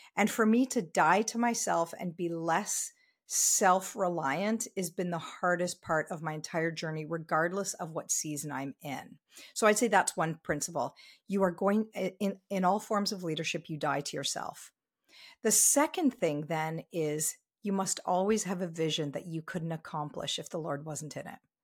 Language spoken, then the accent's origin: English; Ontario, Canada; now in Vancouver, Canada; I am very, very happily, um, based here in Vancouver, even though I grew up in Ontario.